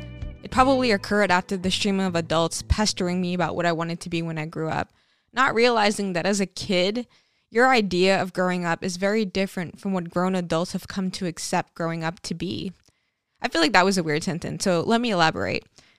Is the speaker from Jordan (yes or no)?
no; St. Martin; growing up on St. Martin, just at the onset of the digital era, my life was actually paradise.